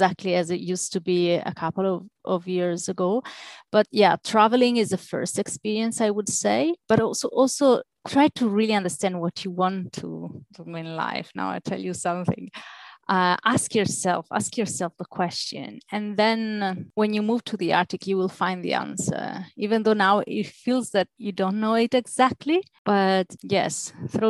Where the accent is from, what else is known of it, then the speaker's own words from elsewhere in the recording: Italy; moved away; I am Mediterranean, I'm from Italy